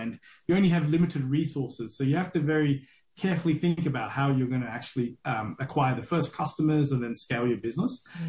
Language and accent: English; Australia; moved away as an adult; also born or lived in Sri Lanka; now in Singapore; I'm Sri Lankan originally. I moved to Australia when I was 5. I grew up in Australia till I was 20, and I spent about 20 odd years out of Sri Lanka, out of Australia now.